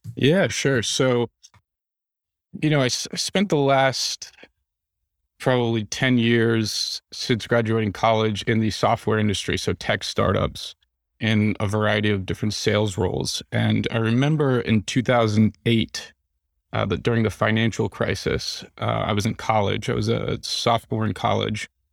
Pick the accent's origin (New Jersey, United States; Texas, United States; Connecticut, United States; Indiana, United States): New Jersey, United States; also born or lived in New York City area; now in Nashville, United States; I'm from New Jersey